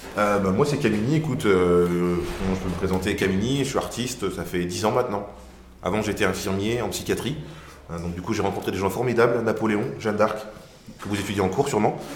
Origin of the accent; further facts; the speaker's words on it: Marly-Gomont, Hauts-de-France, France; je venais de Marly-Gaumont